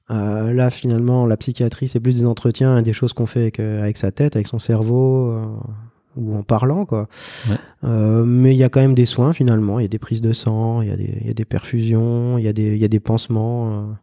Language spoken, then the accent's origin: French; Thionville, Grand Est, France; moved away as an adult; also born or lived in Valais, Switzerland; now in Switzerland; je suis originaire de Thionville, et puis euh, donc j'ai été embauché en Suisse, euh, dans la région du Valais